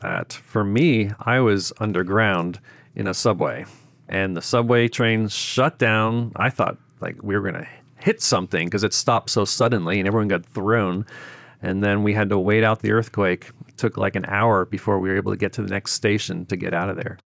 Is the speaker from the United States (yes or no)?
yes; Boston, Massachusetts, United States; moved away as an adult; also born or lived in Memphis / Japan; now in Tokyo, Japan; I grew up in Boston.